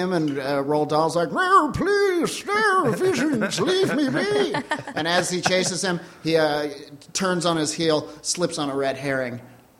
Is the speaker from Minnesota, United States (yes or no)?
no; Denver, Colorado, United States; I'm from Denver.